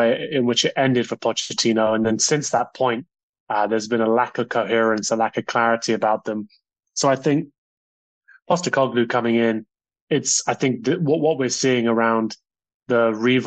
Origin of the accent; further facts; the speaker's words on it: London, United Kingdom; growing up in North London